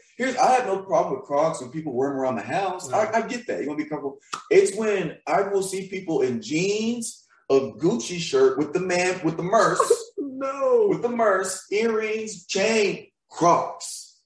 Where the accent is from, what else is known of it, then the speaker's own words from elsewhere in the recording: Nashville, Tennessee, United States; moved away; I'm from Nashville.